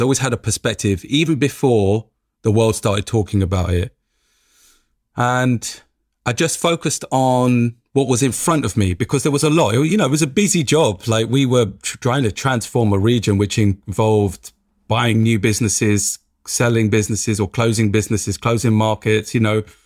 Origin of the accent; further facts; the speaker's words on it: London, United Kingdom; growing up in Tottenham, every day waking up in Tottenham